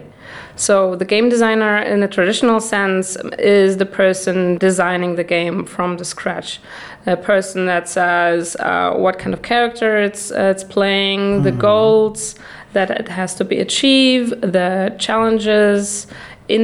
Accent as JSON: {"language": "English", "country": "Germany", "also_born_or_lived": "Netherlands", "moved": "yes", "lives_now": "Prague, Czech Republic", "said": "I am from Germany originally. Then I lived for 10 years in the Netherlands"}